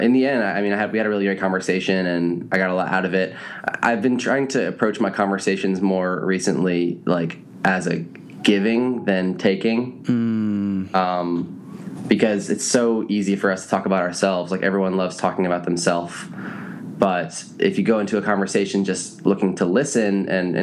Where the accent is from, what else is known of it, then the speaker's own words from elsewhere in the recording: East Coast, United States; I grew up on the East Coast